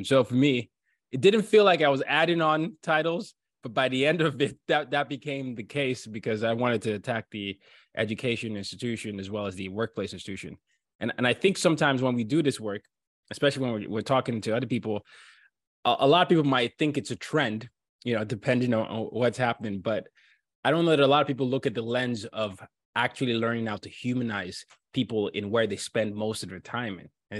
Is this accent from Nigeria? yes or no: yes; Nigeria; I'm from Nigeria, and I, you know, I grew up in multiple parts of the world.